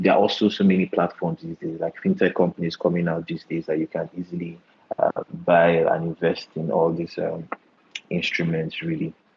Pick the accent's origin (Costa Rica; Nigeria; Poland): Nigeria; Port Harcourt, Delta; moved away; also born or lived in Luton, United Kingdom; I'm from Delta State. Um, I grew up in Port Harcourt and Delta State as well